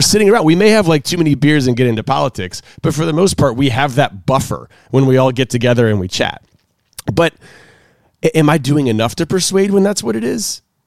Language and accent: English; the South, United States; I grew up in the South